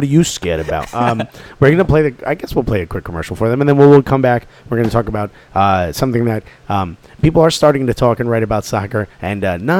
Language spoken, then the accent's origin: English; Newark, New Jersey, United States; also born or lived in New York; I'm even talking about from my experience from Newark.